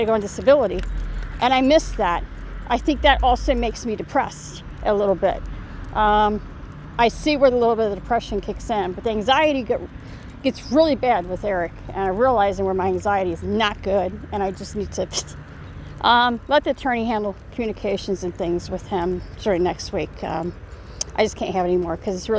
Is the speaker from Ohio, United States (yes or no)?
yes; Ohio, United States; now in Indiana, United States; I'm going to start reaching out to my Ohio folks, since I'm from Ohio